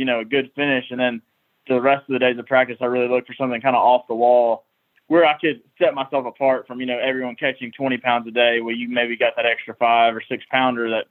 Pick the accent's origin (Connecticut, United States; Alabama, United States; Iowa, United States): Alabama, United States; Lake Martin; growing up on Lake Martin